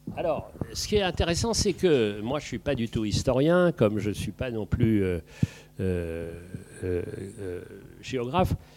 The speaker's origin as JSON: {"language": "French", "town": "Paris", "region": "Île-de-France", "country": "France", "tie": "born or raised there", "also_born_or_lived": "Brittany / Île-de-Bréhat", "said": "je suis petit parisien"}